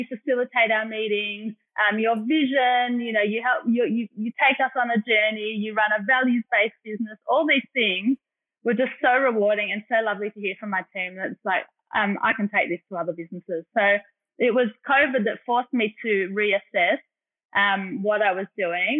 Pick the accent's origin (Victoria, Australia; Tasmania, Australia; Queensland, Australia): Victoria, Australia; Melbourne; I did grow up here in Melbourne